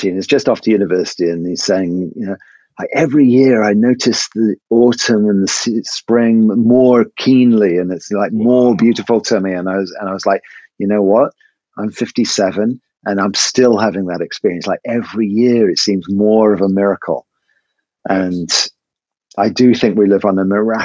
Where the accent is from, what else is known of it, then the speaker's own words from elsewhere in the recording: England, United Kingdom; it is maths with an S because I'm English